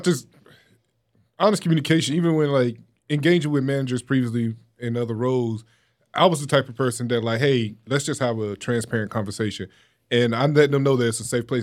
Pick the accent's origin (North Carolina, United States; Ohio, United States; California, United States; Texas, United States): North Carolina, United States; Wilson; my hometown, Wilson County